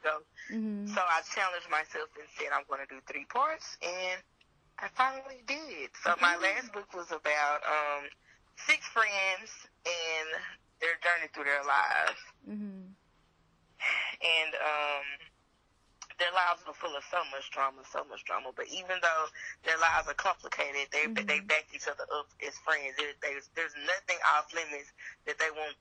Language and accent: English; Lancaster, Texas, United States; I am from Lancaster, Texas. That's a suburb outside of DFW.